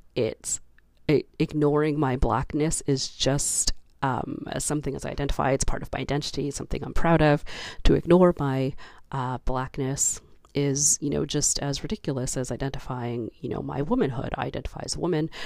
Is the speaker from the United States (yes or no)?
no; Canada; as a Canadian